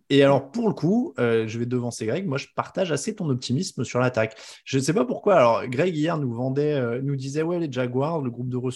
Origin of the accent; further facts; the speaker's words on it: France; chez nous en France.